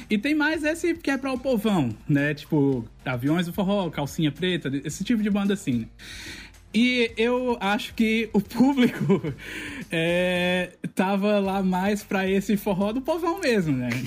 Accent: Campina Grande, Paraíba, Brazil; É, a gente tinha uma orquestra na minha cidade, eu sou de Campina Grande, que se chamava Orquestra Civuca.

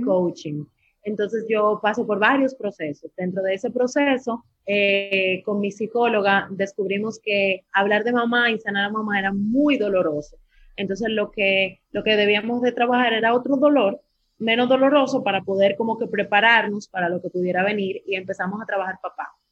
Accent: Dominican Republic; nací en República Dominicana y esa vaina no deja aquí

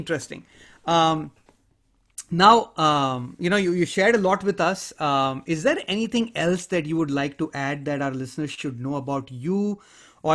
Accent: India; I grew up in a culture, I come from India, I grew up in a culture where stranger danger is a reality.

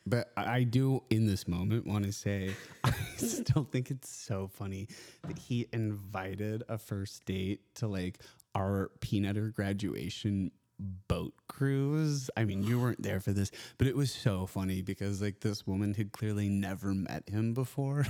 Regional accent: Austin, Texas, United States; It's my hometown.

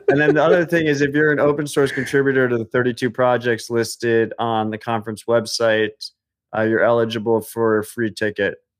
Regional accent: United States; as an American

